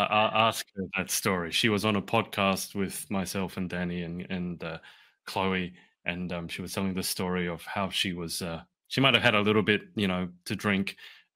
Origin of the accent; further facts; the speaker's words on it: Australia; I'm not mixed race, but I was born in Australia, lived my entire life in Australia, so I identify as Australian, but obviously I'm not Caucasian. So kind of knowing, am I Australian? Am I Chinese?